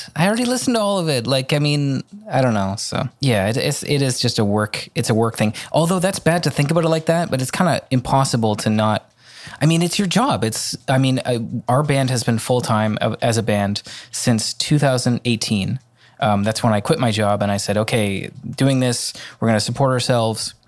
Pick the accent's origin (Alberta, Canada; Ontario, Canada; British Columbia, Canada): British Columbia, Canada; Vancouver; in my hometown. If there's a, in Vancouver